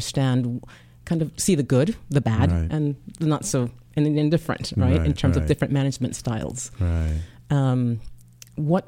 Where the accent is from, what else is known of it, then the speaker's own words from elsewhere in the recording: Jamaica; now in United States; I'm originally from Jamaica.